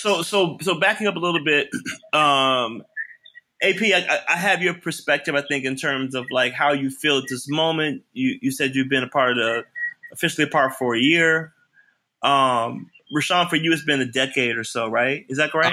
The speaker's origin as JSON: {"language": "English", "town": "Memphis", "region": "Tennessee", "country": "United States", "moved": "yes", "said": "I'm from Memphis"}